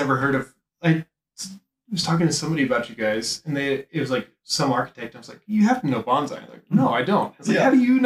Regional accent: Kansas, United States; moved away as an adult; also born or lived in Netherlands; I grew up in Kansas

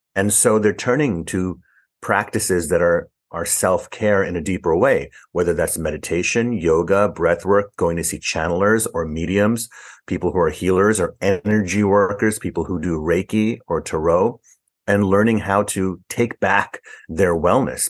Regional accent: New York City, New York, United States; also born or lived in Harlem, New York City; I was born in Harlem in New York City and raised in the Bronx in New York City.

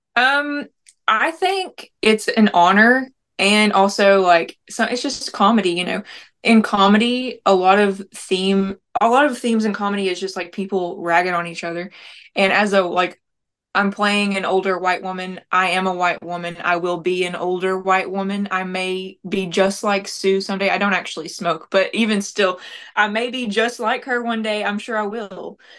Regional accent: Tellico Plains, Tennessee, United States; also born or lived in Nashville, Tennessee; now in near Nashville, United States; We're from Tellico Plains. It's a very small city in the mountains in Tennessee

